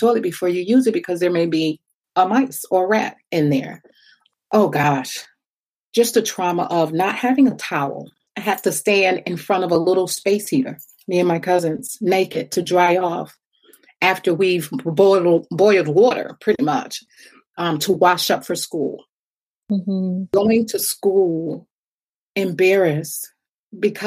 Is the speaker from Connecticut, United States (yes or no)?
yes; Connecticut, United States; also born or lived in Ohio; was born in Ohio, moved to Connecticut with my mom and my sister for a little while.